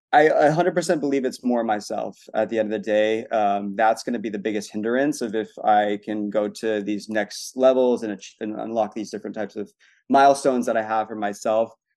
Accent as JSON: {"language": "English", "region": "Arizona", "country": "United States", "said": "I'm from Arizona too"}